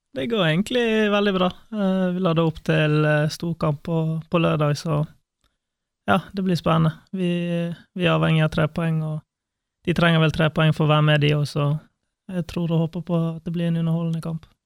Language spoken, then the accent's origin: Norwegian; Bergen, Vestland, Norway; moved away as an adult; now in Kristiansand, Norway; Jeg, jeg, jeg, er glad i Bergen. Det er der jeg vokste opp